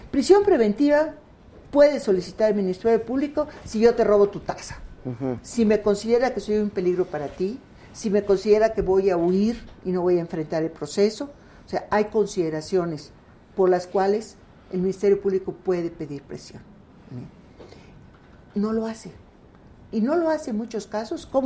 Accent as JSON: {"language": "Spanish", "region": "Yucatán", "country": "Mexico", "also_born_or_lived": "Mexico City", "lives_now": "Mérida, Mexico"}